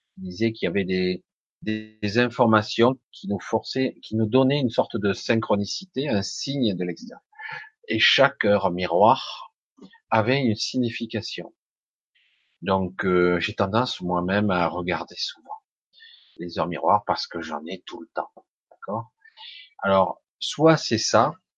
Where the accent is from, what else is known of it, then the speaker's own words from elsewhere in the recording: Marseille, Provence-Alpes-Côte d'Azur, France; now in Ardèche, France; je suis d'Ardèche, mais je suis né à Marseille. Je suis né à Marseille, j'ai encore un petit peu l'accent